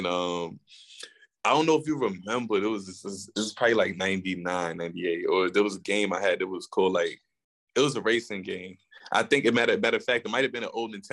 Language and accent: English; New York City, New York, United States; now in Arizona, United States; I'm from Queens originally. It's a fact. Woodside